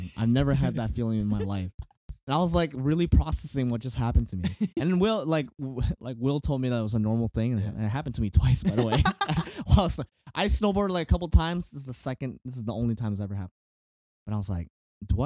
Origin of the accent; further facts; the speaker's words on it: Canada; We're so Canadian